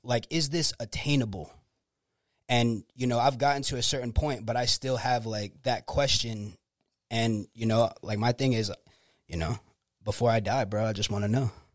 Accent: Clearwater, Florida, United States; I was born in Clearwater, Florida

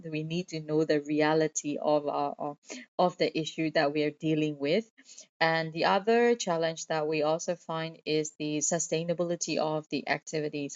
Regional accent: Myanmar; born or raised there

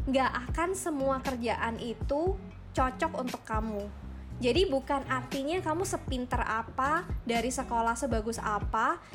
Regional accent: Malang, East Java, Indonesia; karena kan aku dari Malang kan kalau misalnya orang-orang di Malang itu kayak papa mamanya punya kerjaan ya

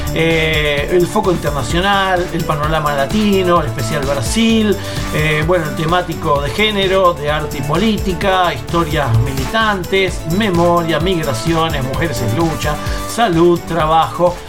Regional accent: Argentina; nos llega el fandom aquí a nuestro país, bueno, a la Argentina

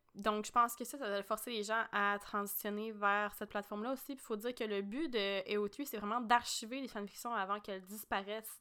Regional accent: Quebec, Canada; on est québécoise

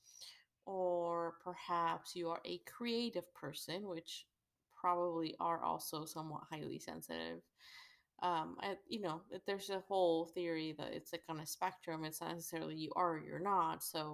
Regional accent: Mexico; I'm from Mexico

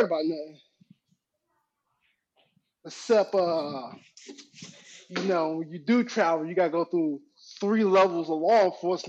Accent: Alabama, United States; I'm from Alabama, you know, down south boy.

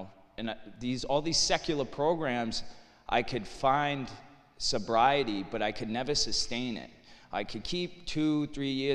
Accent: Lawrence, Massachusetts, United States; I'm from Lawrence, Mass., raised Irish Catholic

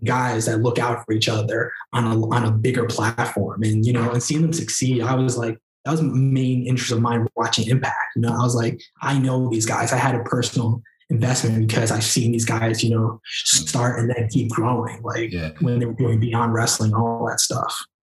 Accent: New York City, New York, United States; I'm a Queens native from New York

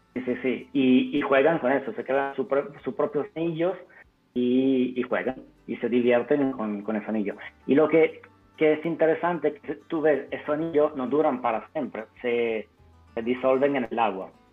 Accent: Italy; Spanish is a second language; moved away; also born or lived in Turin; yo soy italiano

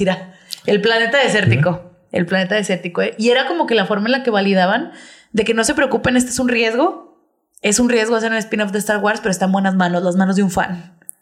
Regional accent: Mexico; Somos mexicanos

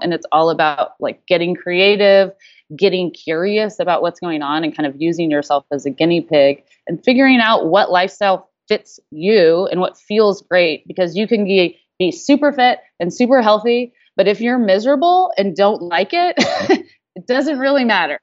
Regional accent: the South, United States; growing up in the South in a food culture

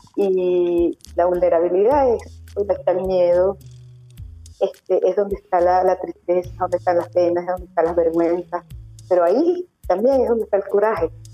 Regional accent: Venezuela; moved away as an adult; now in León, Spain; Yo soy venezolana, yo soy emigrante

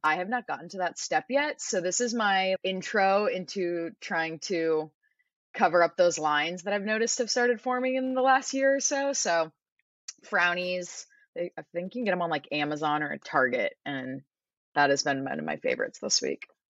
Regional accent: San Diego, California, United States; moved away as an adult; also born or lived in Arizona; I was born and raised in San Diego

